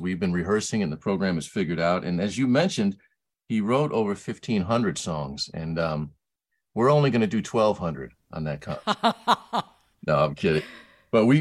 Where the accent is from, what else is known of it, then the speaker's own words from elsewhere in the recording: Buffalo, New York, United States; growing up in Buffalo, New York